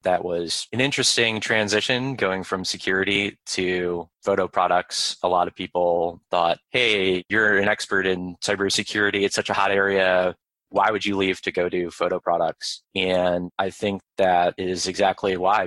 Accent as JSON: {"language": "English", "town": "White Lake", "region": "Michigan", "country": "United States", "tie": "born or raised there", "also_born_or_lived": "Ann Arbor, Michigan", "moved": "as an adult", "lives_now": "Arlington, Virginia, United States", "said": "I grew up in Michigan"}